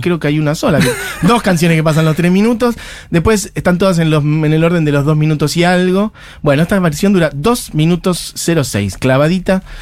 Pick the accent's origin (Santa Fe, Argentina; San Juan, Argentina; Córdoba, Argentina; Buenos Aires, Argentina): Buenos Aires, Argentina; yo nací en Villa Crespo, viví acá toda mi vida